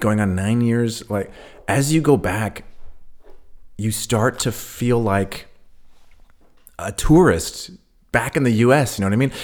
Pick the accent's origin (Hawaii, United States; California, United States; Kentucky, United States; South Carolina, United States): California, United States; now in Berlin, Germany; I'm also, uh, from a coast, you know, I'm from California